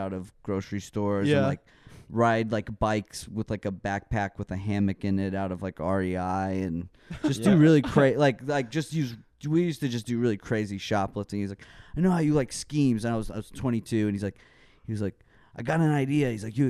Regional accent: Dallas, Texas, United States; I'm from Dallas. And and my family's like Irish Catholic.

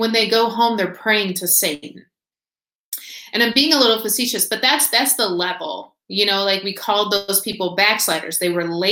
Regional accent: Indiana, United States; moved away as an adult; also born or lived in Nashville; I was born and raised in Indiana

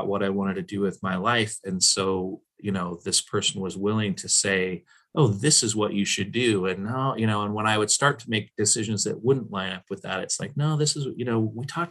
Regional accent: Portland, Oregon, United States; I'm from Portland

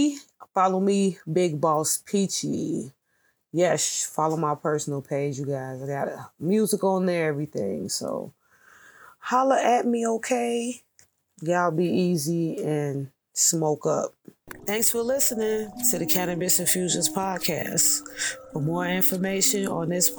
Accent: United States; even though I was born here in America

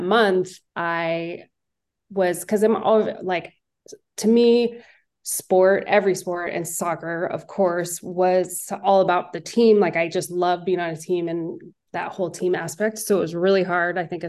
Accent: Northern California, United States; I'm from Northern California

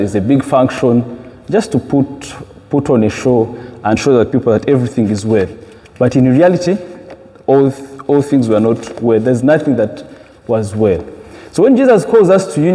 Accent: Uganda; moved away; I come from Uganda

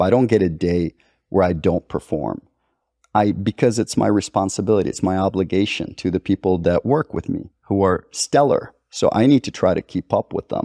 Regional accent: Costa Rica; I've got Libyan roots. I grew up in Costa Rica

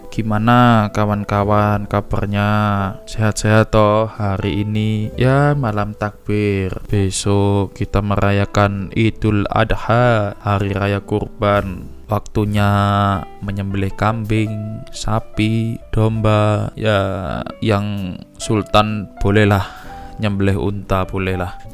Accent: Tuban, East Java, Indonesia; kalau teman-teman sering manggil saya orang Tuban ya karena memang asal saya dari sana desa Tasik Madu penghasil belimbing

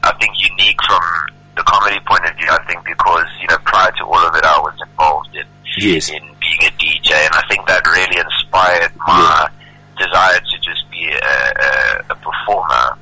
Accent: Kloof, KwaZulu-Natal, South Africa; moved away as an adult; now in Johannesburg, South Africa; I was born and raised in Durban

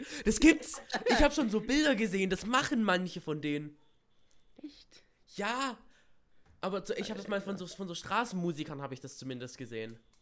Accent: Baden-Württemberg, Germany; in Esslingen, das ist bei uns in Baden-Württemberg hier

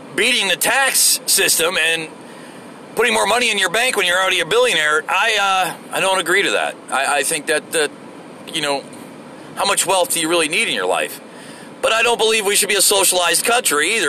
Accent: Florida, United States; moved away; I'm from Florida

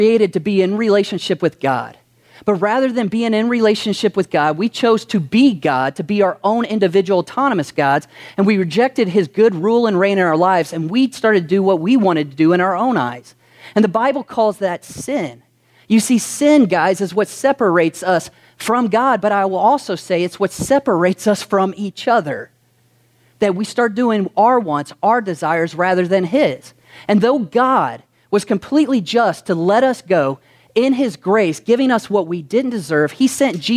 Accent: Kentucky, United States; some of us were born in Kentucky

